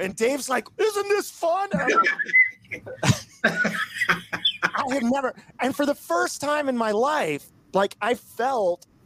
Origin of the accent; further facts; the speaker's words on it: Southwest Iowa, United States; moved away as an adult; now in Lake Mary, United States; I grew up in a very small town in Southwest Iowa. It was 1,000 people in my hometown.